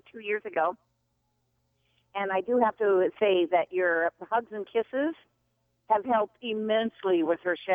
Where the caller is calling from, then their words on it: Kennewick, Washington, United States; Hi, I'm calling from Kennewick, Washington.